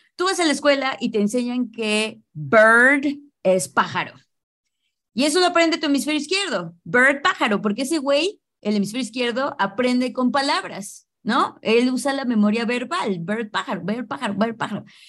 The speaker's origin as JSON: {"language": "Spanish", "country": "Mexico", "first_language": "English", "said": "soy mexicana"}